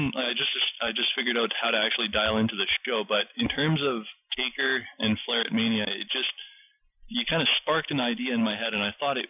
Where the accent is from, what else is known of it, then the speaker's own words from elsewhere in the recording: Manitoba, Canada; I'm from Manitoba, Canada